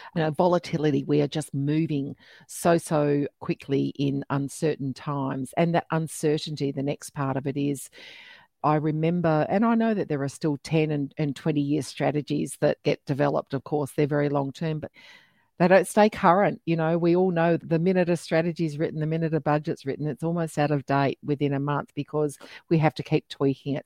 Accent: Australia; accent: really Australian; my really Australian accent

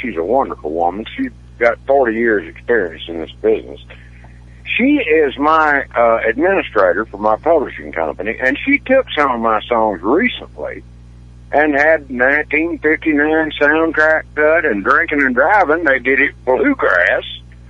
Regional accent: East Tennessee, United States; moved away; I grew up in a beautiful small town in East Tennessee

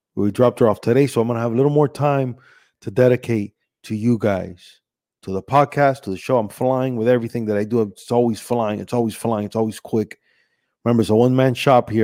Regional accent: Miami, Florida, United States; also born or lived in Cuba; I was born in Cuba, but I was raised here in Miami

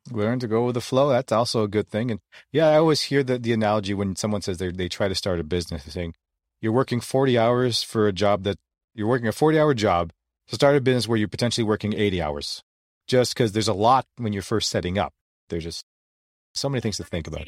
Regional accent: Philippines; being Filipino, we're not very tall

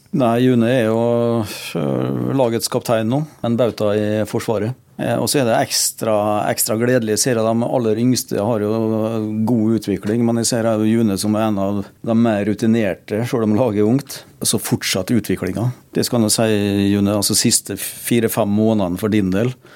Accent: Norway; Jeg er jo født og oppvokst ute i Eurosen

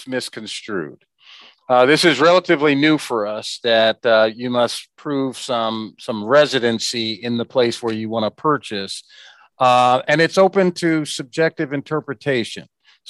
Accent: Kansas City, United States; I grew up in Kansas City.

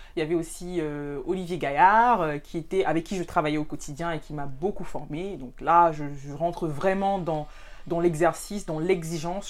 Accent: Cameroon; moved away as an adult; also born or lived in France; je suis camerounaise euh, d'origine euh, et aussi de nationalité

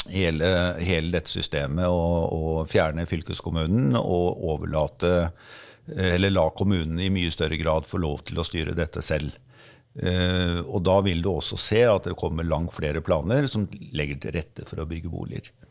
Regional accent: Skien, Telemark, Norway; also born or lived in Oslo; now in Bærum, Norway; Jeg vokste opp i en eh, enebolig i Skien

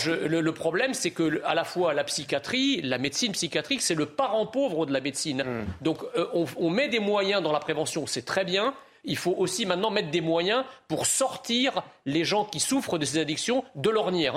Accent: France; en tant que Français

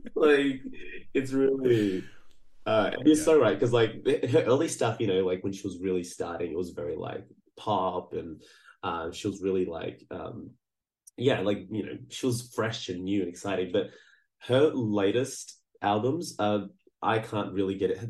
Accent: Brazil; I was born in Brazil

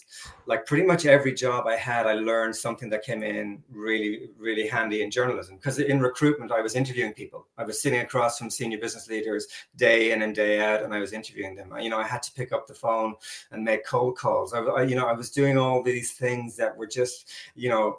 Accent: Ireland; moved away as an adult; now in New Zealand; I went back to my hometown and I begged the editor of the local paper to give me a shot at being a sports reporter

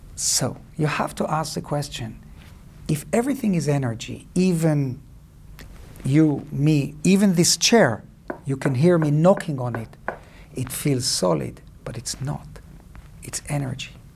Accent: Cyprus; moved away; also born or lived in Israel; I grew up in Cyprus

